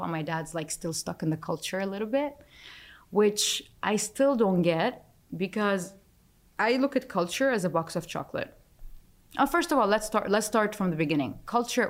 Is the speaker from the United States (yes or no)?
no; Dubai, United Arab Emirates; I'm from Dubai